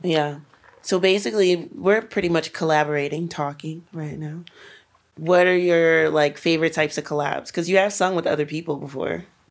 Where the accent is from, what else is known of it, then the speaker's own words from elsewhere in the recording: New York City, New York, United States; Brooklyn was, like, especially where I'm from, like, East Flatbush